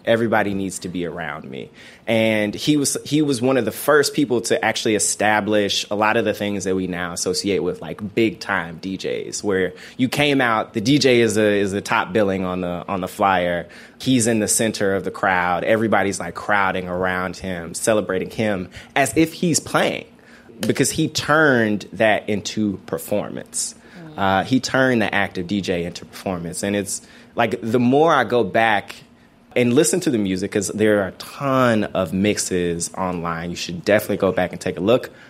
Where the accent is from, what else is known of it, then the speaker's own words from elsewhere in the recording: Memphis, Tennessee, United States; growing up in Memphis